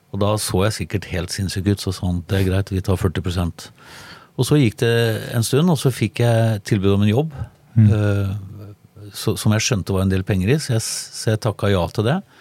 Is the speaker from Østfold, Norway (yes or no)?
no; Tønsberg, Vestfold, Norway; also born or lived in Sandefjord; Jeg er fra Tønsberg, og jeg bodde i Sandefjord.